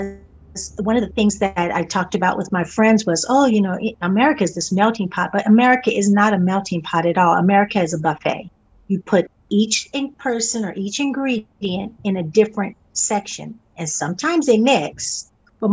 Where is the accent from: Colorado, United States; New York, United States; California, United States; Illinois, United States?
California, United States; also born or lived in England; born and raised in California